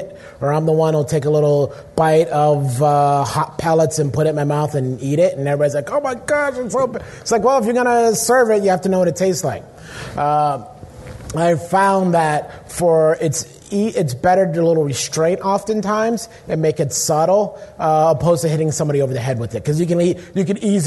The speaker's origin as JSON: {"language": "English", "town": "Pittsburgh", "region": "Pennsylvania", "country": "United States", "also_born_or_lived": "Midwest", "moved": "yes", "said": "I'm also originally from Pittsburgh"}